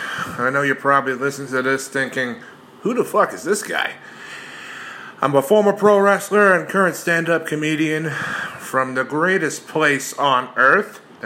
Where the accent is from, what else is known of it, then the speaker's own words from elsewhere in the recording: Long Island, New York, United States; I'm from Long Island, New York